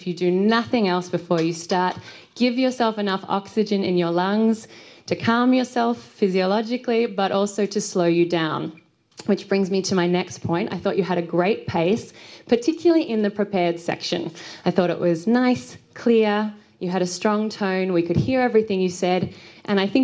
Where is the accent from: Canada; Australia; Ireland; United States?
Australia; I'm from Australia